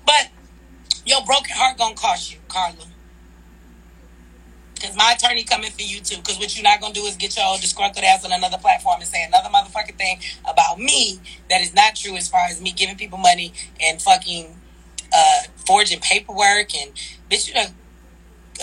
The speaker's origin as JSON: {"language": "English", "town": "Detroit", "region": "Michigan", "country": "United States", "said": "I'm from Detroit"}